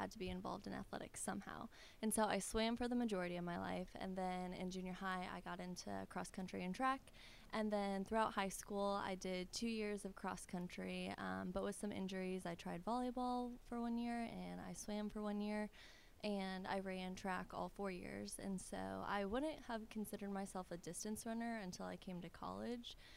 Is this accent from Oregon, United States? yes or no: no; Bloomington, Illinois, United States; moved away as an adult; now in Clarksville, United States; I'm from Illinois, from Bloomington Normal